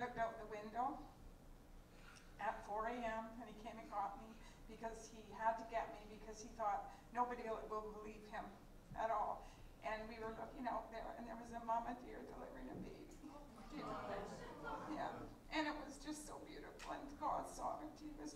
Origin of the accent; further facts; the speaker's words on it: Fruitvale, British Columbia, Canada; we're from Fruitvale and Montrose area